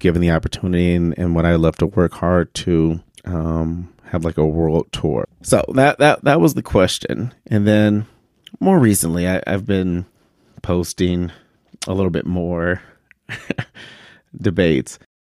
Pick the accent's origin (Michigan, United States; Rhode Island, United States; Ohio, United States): Michigan, United States; Detroit; we grew up in Detroit and Detroit's dirty.